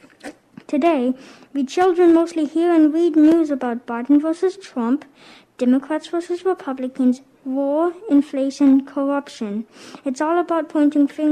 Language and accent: English; Mechanicsville, Maryland, United States; I am 10 years old, and I'm from Mechanicsville, Maryland.